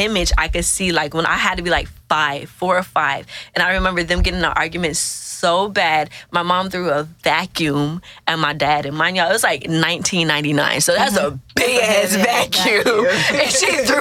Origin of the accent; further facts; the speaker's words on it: Killeen, Texas, United States; I'm from Killeen, Texas